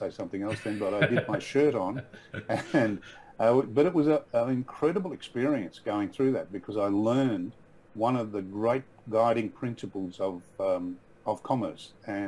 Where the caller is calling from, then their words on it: Brisbane, Queensland, Australia; also born or lived in Sunshine Coast; I'm calling in from Brisbane. About 5 years ago, we moved back to Brisbane from the Sunshine Coast.